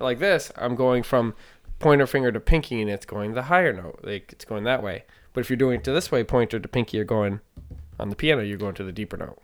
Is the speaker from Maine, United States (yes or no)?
yes; Maine, United States; also born or lived in Naples; I'm from Maine